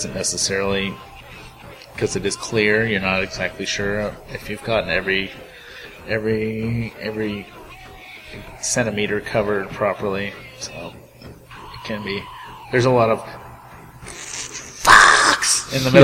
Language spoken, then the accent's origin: English; Bay Area, California, United States; growing up in the Bay Area